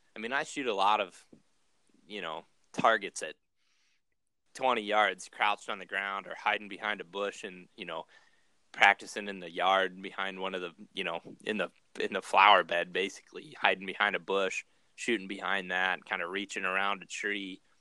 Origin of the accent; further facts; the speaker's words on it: Ohio, United States; now in Iowa, United States; when I was growing up in Ohio